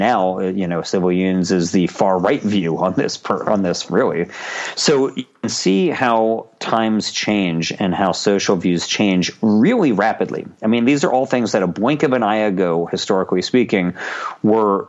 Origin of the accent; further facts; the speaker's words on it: United States; I'm an American